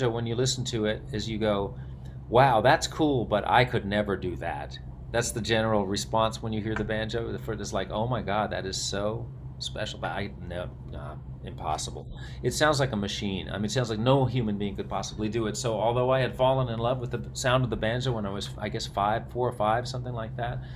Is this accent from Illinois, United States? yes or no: no; New York City, New York, United States; I'm from New York City. I'm from Upper West Side